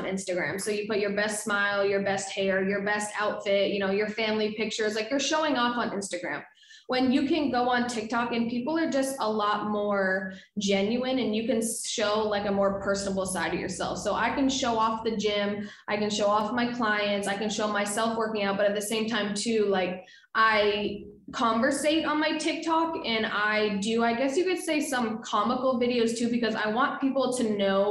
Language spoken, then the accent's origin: English; Northeast, United States; I'm from the Northeast